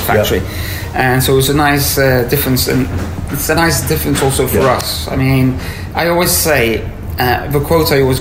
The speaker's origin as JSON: {"language": "English", "area": "Tenerife", "region": "Canary Islands", "country": "Spain", "tie": "born or raised there", "also_born_or_lived": "France / Madrid", "said": "I was born in France from French parents, but by the age of four, we decided to move to Tenerife in the Canary Islands. And this is where I grew up."}